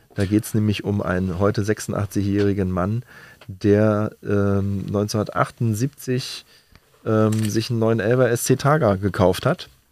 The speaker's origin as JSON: {"language": "German", "region": "Berlin", "country": "Germany", "said": "als Berliner"}